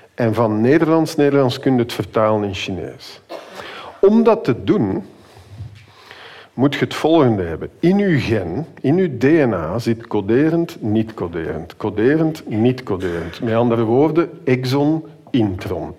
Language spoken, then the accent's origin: Dutch; Flanders, Belgium; wij zijn als Vlamingen